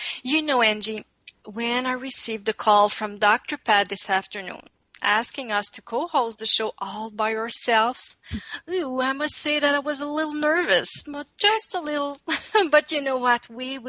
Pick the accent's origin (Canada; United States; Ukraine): Canada; Quebec; accent: French; first language French; English is a second language